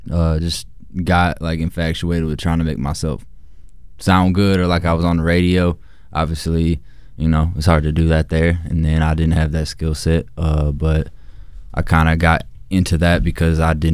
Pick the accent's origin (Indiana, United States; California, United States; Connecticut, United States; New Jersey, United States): Indiana, United States; South Bend; I'm from South Bend, Indiana.